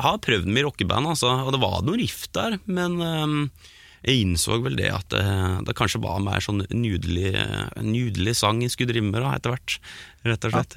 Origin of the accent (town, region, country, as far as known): Geilo, Buskerud, Norway; born or raised there